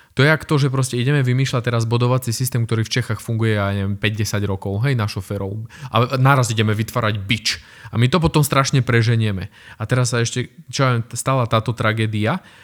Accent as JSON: {"language": "Slovak", "country": "Slovakia", "said": "my sme Slováci"}